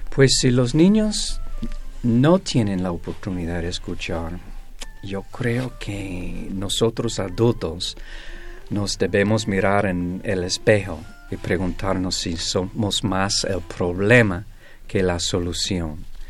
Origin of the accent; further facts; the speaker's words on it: Greece; yo soy griego